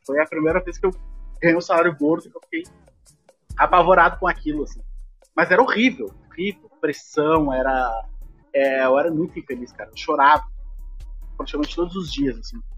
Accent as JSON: {"language": "Portuguese", "town": "Porto Alegre", "region": "Rio Grande do Sul", "country": "Brazil", "tie": "born or raised there", "said": "Eu nasci e cresci numa comunidade muito carente de Porto Alegre"}